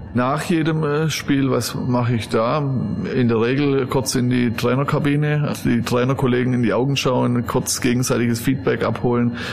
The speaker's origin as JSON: {"language": "German", "area": "Stuttgart area", "region": "Baden-Württemberg", "country": "Germany", "tie": "born or raised there", "also_born_or_lived": "Cologne / Westallgäu", "first_language": "German", "moved": "as an adult", "lives_now": "Wolfsberg, Austria", "said": "Ich bin in Süddeutschland äh, aufgewachsen, im Gürtel von äh, Stuttgart"}